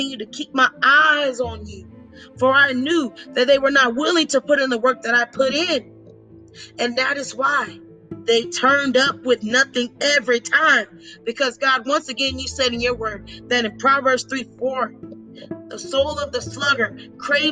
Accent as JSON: {"language": "English", "town": "Orlando", "region": "Florida", "country": "United States", "tie": "born or raised there", "lives_now": "Tampa, United States", "said": "I was born and raised in Orlando, Florida"}